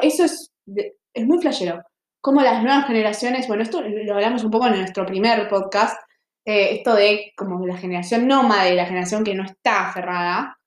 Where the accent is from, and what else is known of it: Argentina